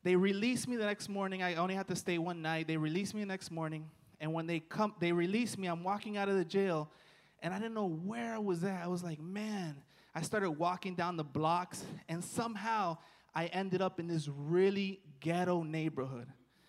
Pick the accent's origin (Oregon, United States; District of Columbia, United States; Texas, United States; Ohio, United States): District of Columbia, United States; Washington; moved away; I'm from Washington, D.C.